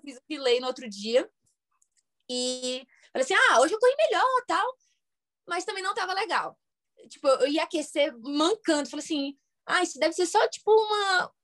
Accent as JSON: {"language": "Portuguese", "town": "Fortaleza", "region": "Ceará", "country": "Brazil", "moved": "as an adult", "lives_now": "United States", "said": "Eu sou de Fortaleza e fiquei no Rio"}